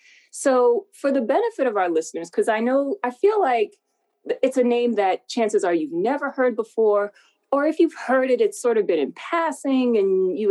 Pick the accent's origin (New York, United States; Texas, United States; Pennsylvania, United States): New York, United States; New York City; I grew up in the South Bronx in this co-op building, I guess you call it.